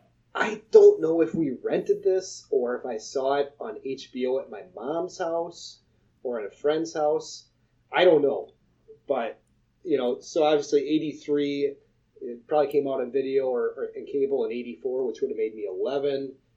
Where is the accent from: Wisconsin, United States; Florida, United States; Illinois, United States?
Wisconsin, United States; accent: Wisconsin; I have a very scony accent, and I don't realize it